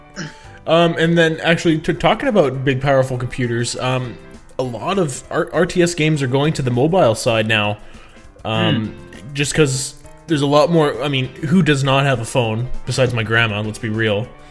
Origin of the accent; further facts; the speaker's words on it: Canada; I'm a Canadian.